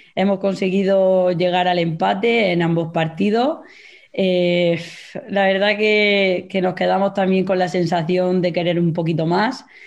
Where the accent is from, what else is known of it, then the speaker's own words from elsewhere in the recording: Mula, Region of Murcia, Spain; soy de Mula